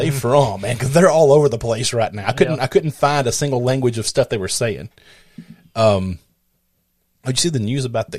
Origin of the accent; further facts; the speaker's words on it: the South, United States; I'm from the States. He goes, well, where at? I said, the South